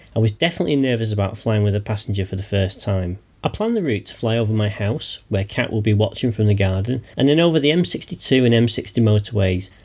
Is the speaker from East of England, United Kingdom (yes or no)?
no; near Heaton Park, Manchester, North West England, United Kingdom; the border of which was very close to my hometown